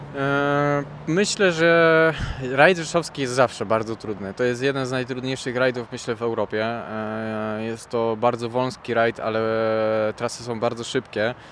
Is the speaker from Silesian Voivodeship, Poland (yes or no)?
yes; Silesian Voivodeship, Poland; also born or lived in Żywiec; jestem ze Śląska, mieszkam dosyć blisko odcinków